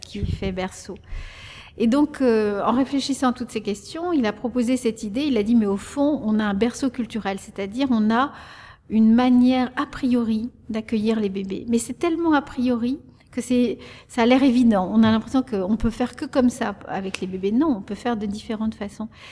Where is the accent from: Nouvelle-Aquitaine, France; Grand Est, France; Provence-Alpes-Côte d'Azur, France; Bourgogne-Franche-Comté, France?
Grand Est, France; the French Ardennes; first language Spanish; French is a second language; also born or lived in Salamanca, Spain; les Ardennes françaises, où il a travaillé comme bûcheron et où moi j'ai grandi